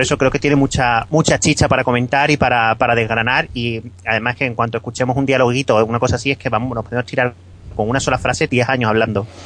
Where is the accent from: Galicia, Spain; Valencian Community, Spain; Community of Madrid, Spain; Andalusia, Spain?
Andalusia, Spain; Málaga; soy malagueño